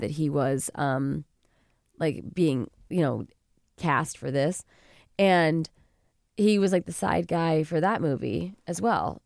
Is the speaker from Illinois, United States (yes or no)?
yes; suburb of Chicago, Illinois, United States; now in New York, United States; I'm from Chicago. Well, I'm from a suburb of Chicago